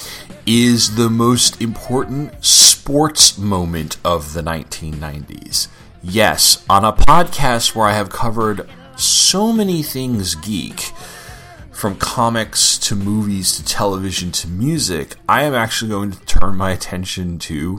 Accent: Sayville, New York, United States; when I was a kid growing up in Sayville

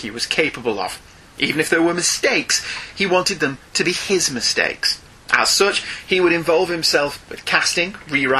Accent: United Kingdom; as a Brit

